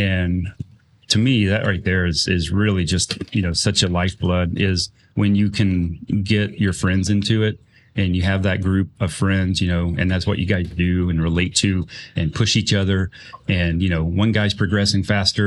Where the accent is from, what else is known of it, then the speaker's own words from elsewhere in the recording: Mississippi, United States; also born or lived in Indiana; I was originally from Indiana, and we moved to Mississippi and when I was about 5